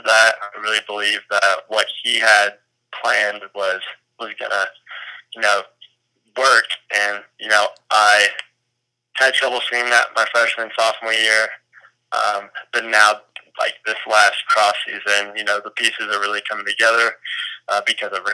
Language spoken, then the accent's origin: English; Greenfield, Indiana, United States; now in Texas, United States; I'm from on the east side of Indianapolis, Greenfield, Indiana. But I now currently live in Texas, Wake, Texas.